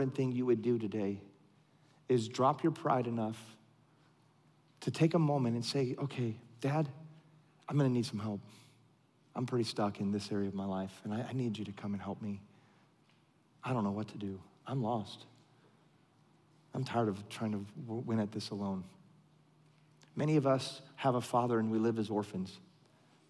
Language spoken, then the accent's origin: English; California, United States; moved away; I grew up in California